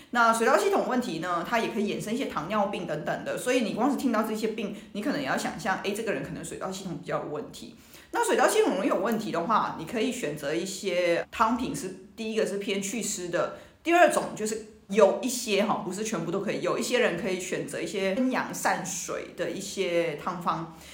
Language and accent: Chinese; Hong Kong; 我们香港人其实每天都在喝汤